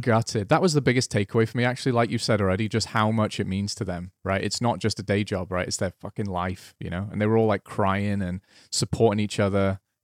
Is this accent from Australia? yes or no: no; Welsh, Wales, United Kingdom; I'm Welsh